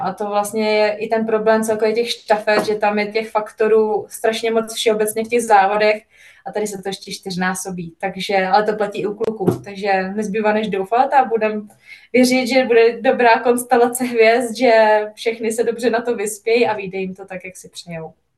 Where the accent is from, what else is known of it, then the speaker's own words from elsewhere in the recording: Czechia; now in Italy; náš český chleba je prostě něco, co tady jako člověk nenajde